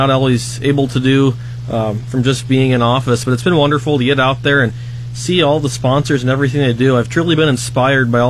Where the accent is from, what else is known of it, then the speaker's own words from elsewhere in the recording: Lyons, Nebraska, United States; from Lyons, Nebraska, the Lyons Decatur Northeast FFA chapter up there, the northeastern part of the state.